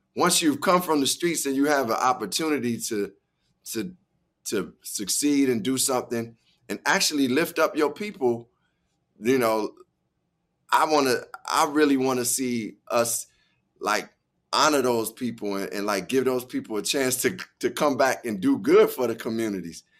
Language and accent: English; Chicago, Illinois, United States; growing up in Chicago